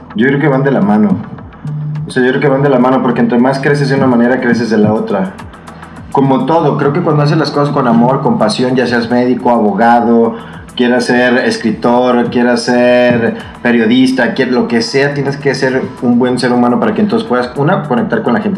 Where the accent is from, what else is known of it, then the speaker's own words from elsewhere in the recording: Guadalajara, Jalisco, Mexico; moved away as an adult; also born or lived in United States; now in Mexico City, Mexico; me fui a Estados Unidos a estudiar, regresé a Guadalajara